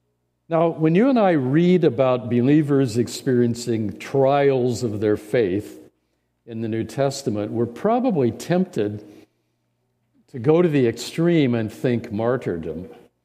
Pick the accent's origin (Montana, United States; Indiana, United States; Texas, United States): Indiana, United States; Okay, my wife and I grew up in Central Indiana.